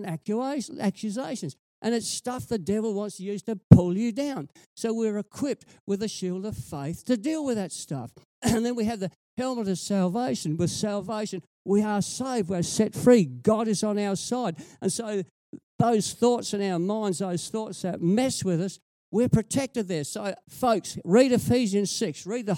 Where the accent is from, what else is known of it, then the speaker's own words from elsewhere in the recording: Whyalla, South Australia, Australia; I grew up in Wyala